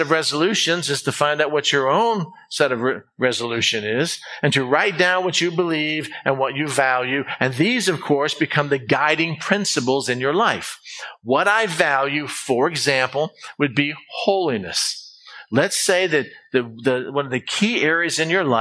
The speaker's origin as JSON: {"language": "English", "country": "United States", "said": "being an American"}